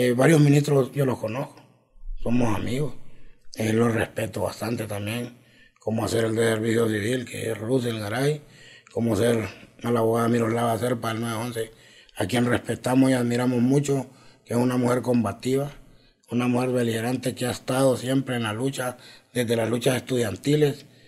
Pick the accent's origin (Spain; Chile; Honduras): Honduras; Mangulile, Olancho; now in Francisco Morazán, Honduras; vengo de Mangulillo Lancho, me vine joven de allá